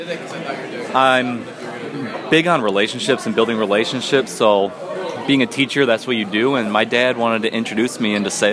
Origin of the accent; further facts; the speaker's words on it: West Michigan, United States; I grew up in West Michigan